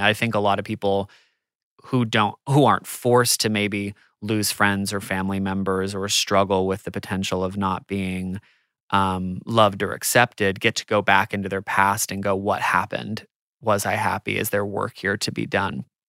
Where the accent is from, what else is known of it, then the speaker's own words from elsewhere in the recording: United States; I'm American